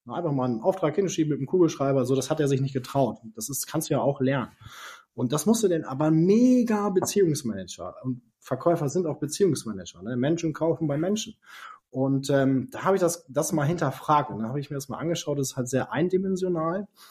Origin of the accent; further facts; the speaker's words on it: Lower Saxony, Germany; ich bin in einer kleinen Stadt groß geworden in äh, Niedersachsen äh, oder aufgewachsen, groß geworden in Norddeutschland